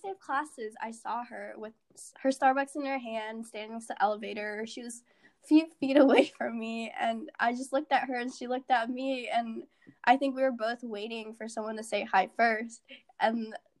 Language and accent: English; Northern Virginia, United States; a first year from Northern Virginia.